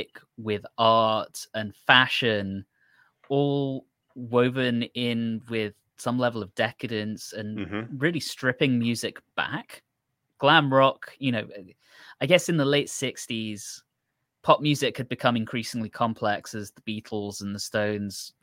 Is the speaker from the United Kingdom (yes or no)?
yes; United Kingdom; growing up as a British kid in the 90s